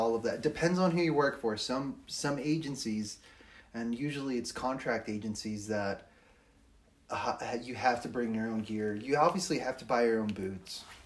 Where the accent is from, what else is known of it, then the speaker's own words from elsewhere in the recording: Los Angeles, California, United States; now in Flagstaff, United States; I'm also from Los Angeles